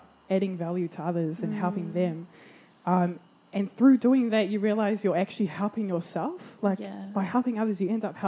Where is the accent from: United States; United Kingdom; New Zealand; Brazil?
New Zealand; Porirua, Wellington; also born or lived in Hawke's Bay, New Zealand; now in Brisbane, Australia; I grew up in Porirua, Wellington